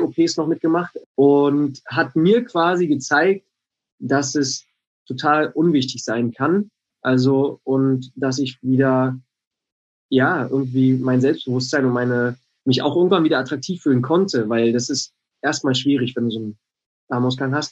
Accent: Bad Freienwalde, Brandenburg, Germany; moved away; ich komm aus Brandenburg, aus äh, wirklich einer, äh, aus Bad Freienwalde

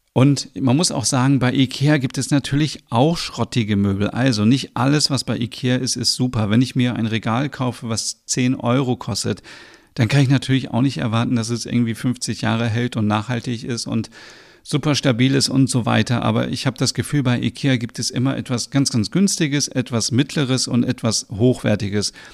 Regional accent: Osnabrück, Lower Saxony, Germany; ich komme ja aus Osnabrück und lebe dort

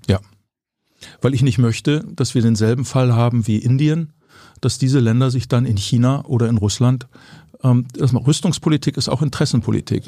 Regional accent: Ellwangen, Baden-Württemberg, Germany; aus meiner Heimat, wo ich aufgewachsen bin

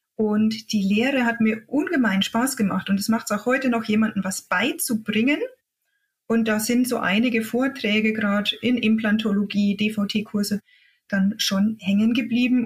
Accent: Upper Franconia, Bavaria, Germany; accent: Upper Franconian; also born or lived in Thuringia; Ich komme eigentlich aus Oberfranken, wie man das ein bisschen an meinem Dialekt hört

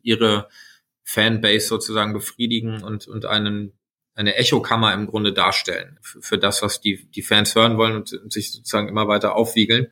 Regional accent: Sauerland, North Rhine-Westphalia, Germany; moved away as an adult; also born or lived in United States; now in Berlin, Germany; in meiner Heimat im Sauerland

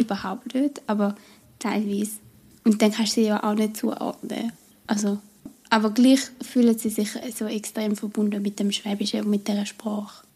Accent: Switzerland; accent: Swiss German

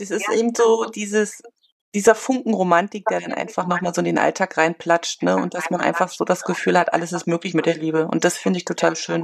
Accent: northern Germany coast, Germany; moved away as an adult; now in China; Ich komme ursprünglich aus der Küste, von der Küste, aber wir haben Verwandtschaft immer in Berlin gehabt

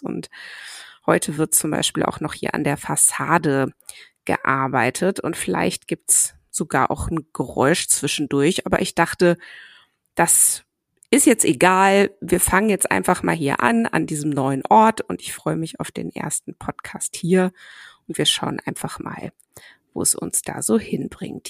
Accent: Cologne, North Rhine-Westphalia, Germany; also born or lived in Ruhr area; wobei ich in Köln dann groß geworden bin

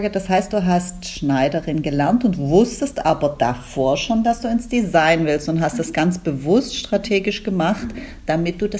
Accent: Baden-Württemberg, Germany; Weißt du, Sina, du bist Schwäbin, ich bin Schwäbin.

